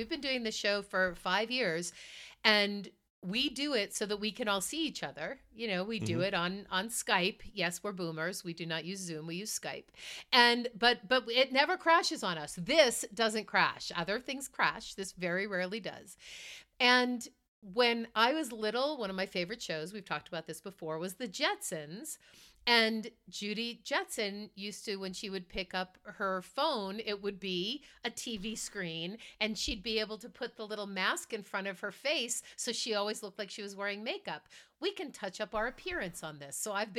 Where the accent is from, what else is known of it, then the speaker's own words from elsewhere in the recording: Massachusetts, United States; I grew up in Massachusetts, so we had this giant. I was right near the beach. I grew up 5 minute walk from the beach, so there was almost always a cool breeze.